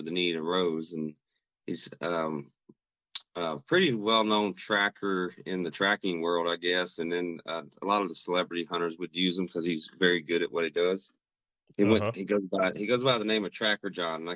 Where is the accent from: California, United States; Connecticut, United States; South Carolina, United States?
South Carolina, United States; Rock Hill; moved away as an adult; also born or lived in Minnesota; now in Twin Cities, United States; I'm originally from South Carolina, a town called Rock Hill, which is just south of Charlotte, North Carolina